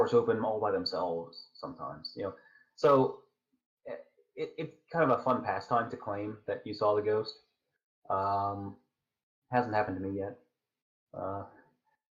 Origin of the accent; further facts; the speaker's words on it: United States; I'm an American